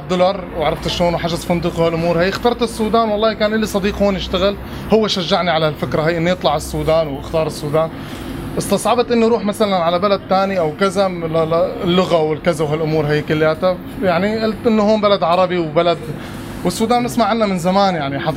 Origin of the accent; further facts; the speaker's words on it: Syria; moved away as an adult; now in Khartoum, Sudan; أنا من سوريا إيه أنا بسوريا